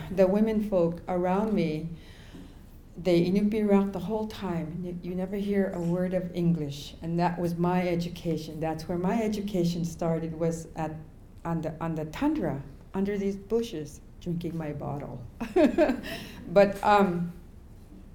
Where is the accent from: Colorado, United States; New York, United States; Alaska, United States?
Alaska, United States; King Island community; I grew up in the King Island community